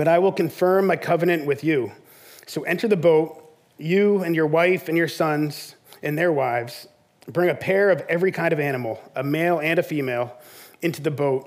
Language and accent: English; South Shore, Massachusetts, United States; moved away as an adult; also born or lived in southern United States; now in Sandwich, United States; I grew up on the South Shore